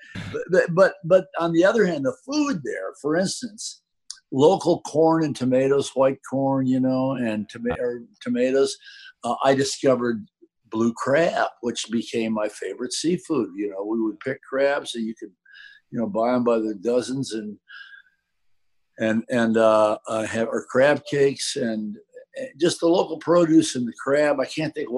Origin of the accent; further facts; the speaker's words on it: Michigan, United States; also born or lived in San Francisco Bay Area / Southern Maryland; now in Austin, United States; I'm from Michigan originally, so then I did the Go West Young Man, and I moved to California